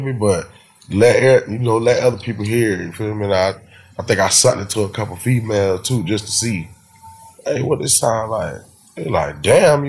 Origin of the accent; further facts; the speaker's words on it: Port Salerno, Florida, United States; I'm from Port Salerno